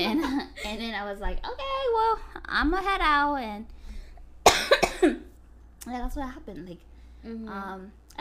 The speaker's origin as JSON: {"language": "English", "country": "United States", "said": "I'm from the U.S."}